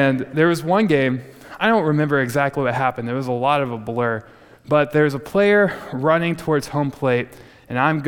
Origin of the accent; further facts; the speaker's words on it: Texas Panhandle, United States; growing up in the Texas Panhandle